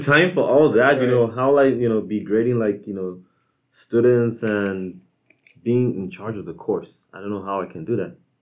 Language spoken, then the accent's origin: English; Nigeria; moved away as an adult; now in United States; I am from Nigeria, um, and uh, lived there like throughout like you know so high school